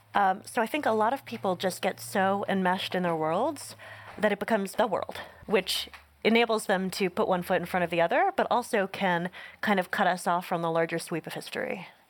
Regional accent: Northeast, United States; born or raised there

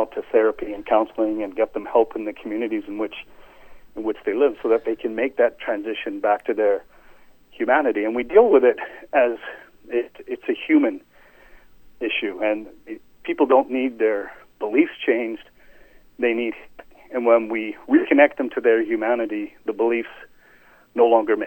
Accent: England, United Kingdom; moved away; I was born in England

